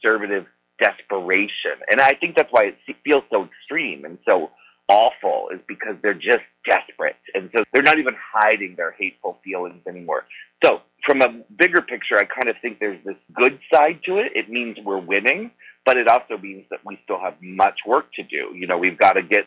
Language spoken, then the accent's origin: English; Annapolis, Maryland, United States; growing up in Annapolis, Maryland